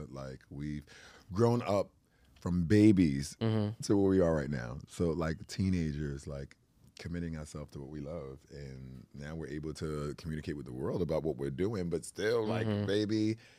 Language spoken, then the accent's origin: English; Brooklyn, New York, United States; So, you know, I'm from Brooklyn, from Brownsville.